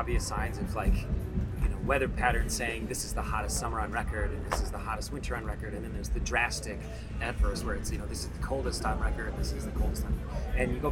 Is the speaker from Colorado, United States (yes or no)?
yes; Telluride, Colorado, United States; also born or lived in Alaska; I am from Telluride, Colorado